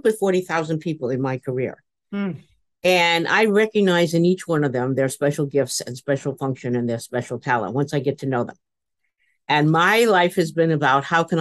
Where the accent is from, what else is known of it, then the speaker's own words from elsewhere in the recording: New York City, New York, United States; I grew up in the Bronx, and that was part of my life because I was born in New York City in a tenement